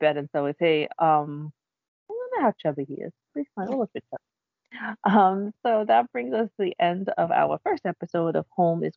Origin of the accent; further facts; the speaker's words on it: New York City, New York, United States; I grew up on Staten Island